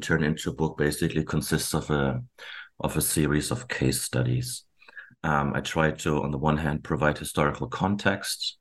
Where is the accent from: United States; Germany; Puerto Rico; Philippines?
Germany; now in Canada; I was born and raised in Germany